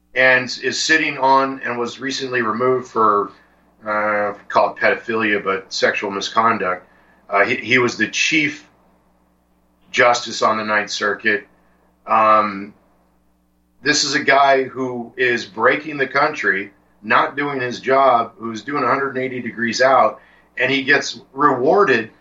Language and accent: English; San Diego, California, United States; I was born and raised in San Diego, California